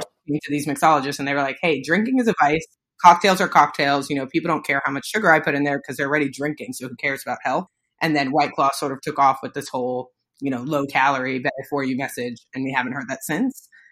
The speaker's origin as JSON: {"language": "English", "town": "New York City", "region": "New York", "country": "United States", "tie": "born or raised there", "said": "I am a New Yorker, grew up in the Bronx"}